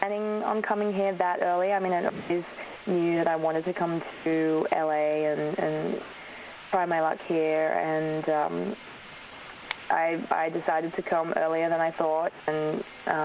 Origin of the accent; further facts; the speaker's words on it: Australia; first language Polish; English is a second language; moved away; I was born in Australia, but because my parents were both from Poland, we spoke